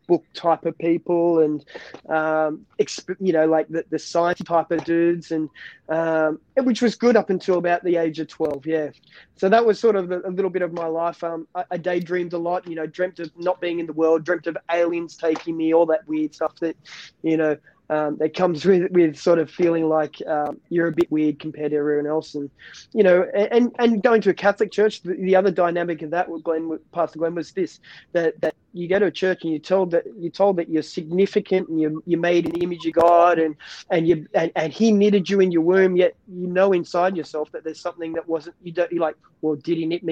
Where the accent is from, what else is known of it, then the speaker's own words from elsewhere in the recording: New South Wales, Australia; I was born in New South Wales, stayed in New South Wales, haven't moved out of New South Wales.